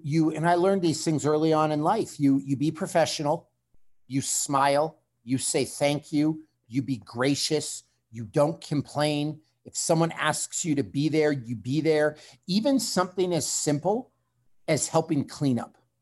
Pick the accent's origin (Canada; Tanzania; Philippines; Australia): Canada